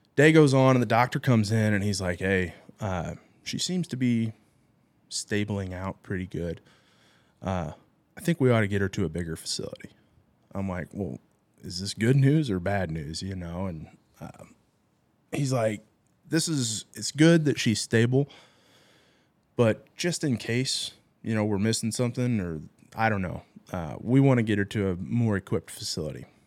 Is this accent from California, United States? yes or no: no; Troy, Illinois, United States; also born or lived in Glen Carbon, Illinois; I'm from Troy, went to Triad, grew up around here.